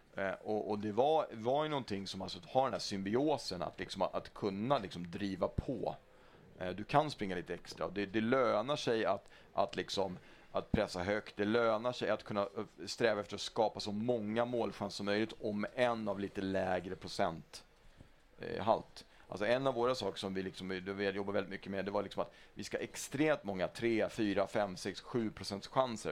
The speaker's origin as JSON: {"language": "Swedish", "town": "Stockholm", "region": "Stockholm County", "country": "Sweden", "tie": "born or raised there", "said": "jag är Hammarbyare, jag är uppvuxen i Hammarby."}